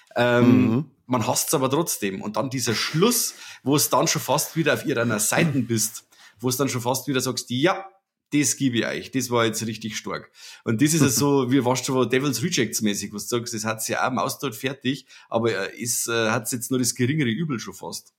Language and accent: German; Germany; als Deutscher